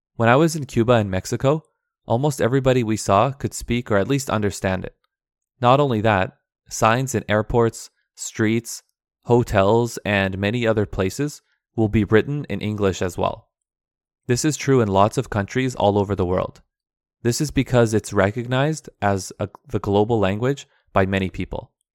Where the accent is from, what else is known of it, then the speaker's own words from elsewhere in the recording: Vancouver, British Columbia, Canada; first language Aramaic; English is a second language; also born or lived in Turkey; I was born in Turkey, but my family came to Canada when I was two years old.